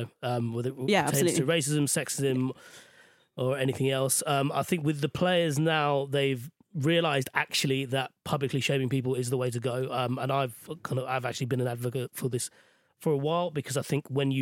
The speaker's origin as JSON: {"language": "English", "country": "Sri Lanka", "tie": "born or raised there", "moved": "yes", "lives_now": "United Kingdom", "said": "in Sri Lanka, where I grew up"}